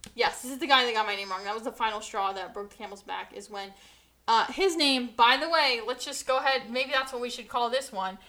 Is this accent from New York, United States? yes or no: no; New Jersey, United States; New Jersey